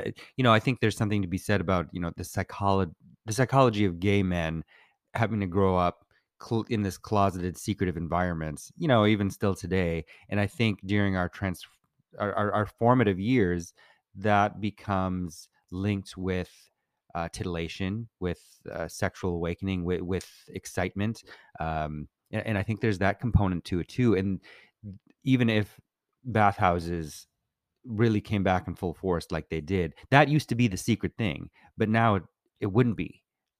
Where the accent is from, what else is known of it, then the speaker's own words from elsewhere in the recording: Minnesota, United States; now in Los Angeles, United States; I'm from Minnesota.